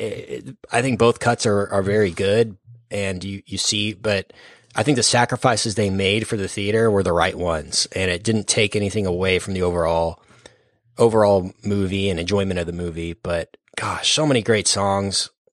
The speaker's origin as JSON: {"language": "English", "town": "Dallas", "region": "Texas", "country": "United States", "said": "we're from Dallas, Fort Worth"}